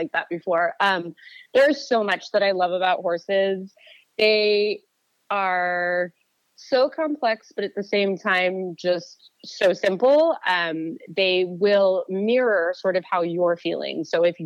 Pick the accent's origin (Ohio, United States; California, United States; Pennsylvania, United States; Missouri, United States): California, United States; Orinda; I primarily grew up in Orinda, California, for the majority of my childhood